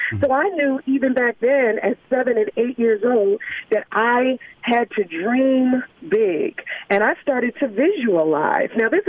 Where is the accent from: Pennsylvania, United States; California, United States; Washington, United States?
Pennsylvania, United States; Philadelphia; So, you know, Rashawn, I grew up in North Philadelphia.